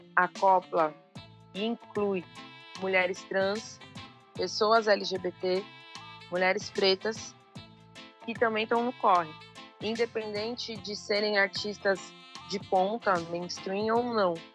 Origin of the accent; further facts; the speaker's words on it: São Paulo, Brazil; Eu sou de São Paulo, mas eu trago essa ancestralidade da Bahia, do Norte Nordeste, de Pernambuco, do Maranhão